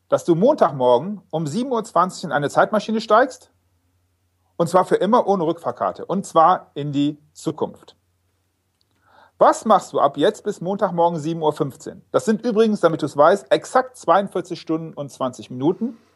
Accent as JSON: {"language": "German", "region": "Rhineland", "country": "Germany", "said": "wir kommen aus dem Rheinland, von daher glaube ich, dass es äh, ja auch, auch funktioniert"}